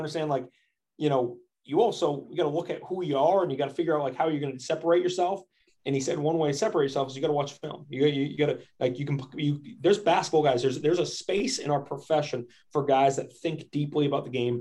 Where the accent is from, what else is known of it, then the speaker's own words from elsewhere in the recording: Maine, United States; moved away; It was my home state